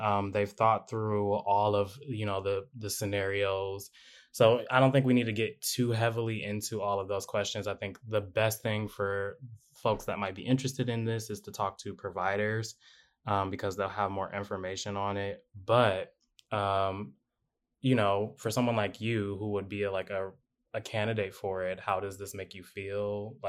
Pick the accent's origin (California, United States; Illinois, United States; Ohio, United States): Ohio, United States; Cleveland; moved away; we're from Cleveland. We love Cleveland.